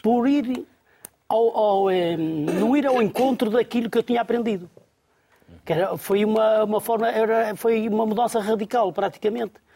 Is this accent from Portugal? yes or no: yes; Gondomar, Porto District, Portugal; born or raised there